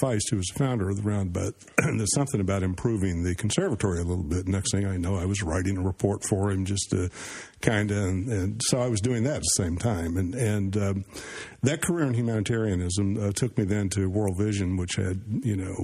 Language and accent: English; southern Mississippi, United States; moved away; also born or lived in Washington, D.C.; I grew up in southern Mississippi. I moved there when I was 5 from Washington, D.C.